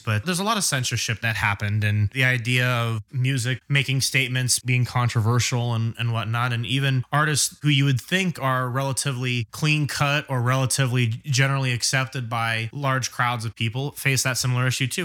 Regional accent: England, United Kingdom; me being English

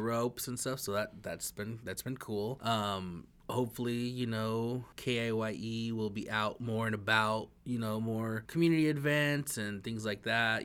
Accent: northern Idaho, United States; I'm from the northern part of Idaho

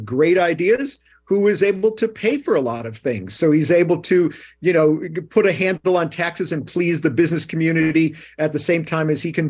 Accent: Chicago, Illinois, United States; moved away as an adult; now in New York, United States; I grew up in Chicago. I moved here when I was 18.

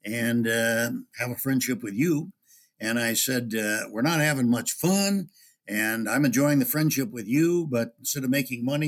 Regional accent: Upper Midwest, United States; it's been mostly in the upper Midwest, and it's my home country

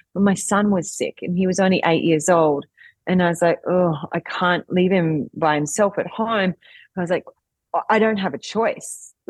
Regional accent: Australia; because as you can probably hear from my accent, I'm Australian.

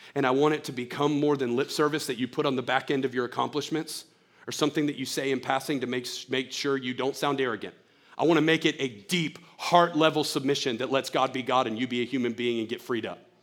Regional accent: United States; as an American

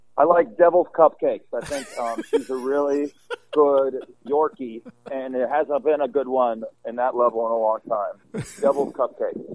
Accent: Las Vegas, Nevada, United States; moved away as an adult; now in New York, United States; Vegas, where I came up in my hometown.

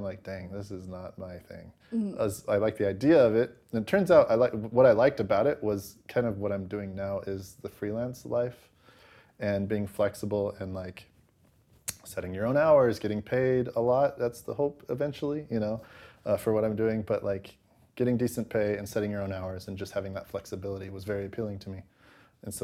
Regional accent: Pleasant Grove, United States; also born or lived in Los Angeles; I'm actually from Pleasant Grove, but I lived in L.A. for all of my college years.

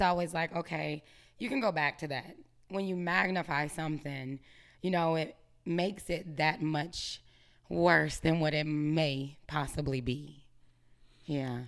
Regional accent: Greenville, United States; moved away as an adult; also born or lived in Atlanta

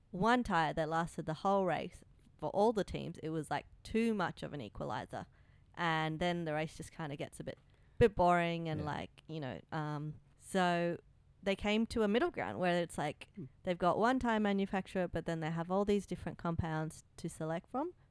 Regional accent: India; I'm Indian, Indian just FYI.

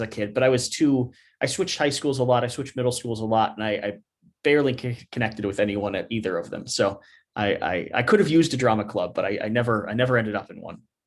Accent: Kentucky, United States; I, I grew up, you know, in Kentucky. I grew up in the South

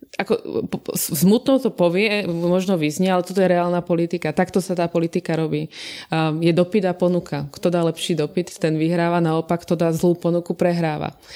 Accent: Dolný Kubín, Žilina Region, Slovakia; môjho rodného mesta, Dolného Kubina

